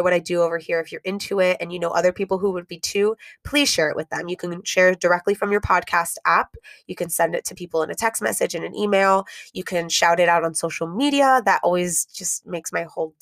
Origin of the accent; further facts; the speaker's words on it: Miami, Florida, United States; Kendall, which is where I grew up